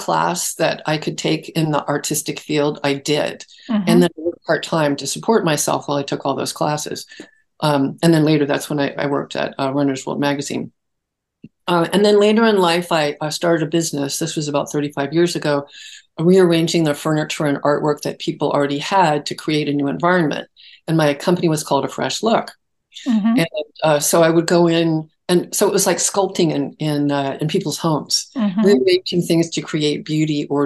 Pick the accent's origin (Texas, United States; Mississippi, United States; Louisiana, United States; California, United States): California, United States; Los Altos Hills; On the San Francisco Peninsula. Okay. In Los Altos Hills